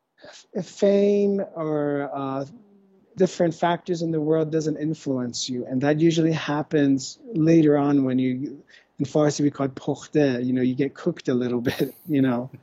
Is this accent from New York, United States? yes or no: no; California, United States; I'm from California, so California, mainly California